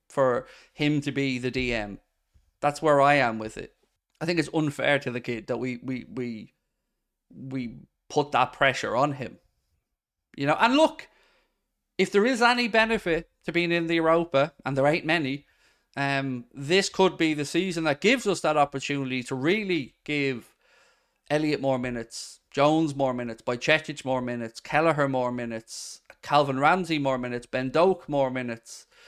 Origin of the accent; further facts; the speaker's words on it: Ireland; I'm from Ireland